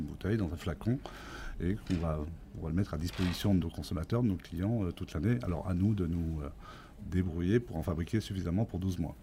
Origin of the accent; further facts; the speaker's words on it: France; je suis né effectivement sur cette ferme euh, et j'y réside encore